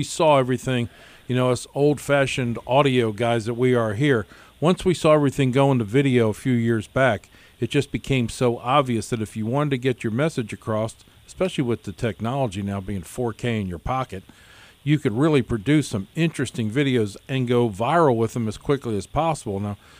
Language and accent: English; Gibbsboro, New Jersey, United States; I'm from Atco, New Jersey.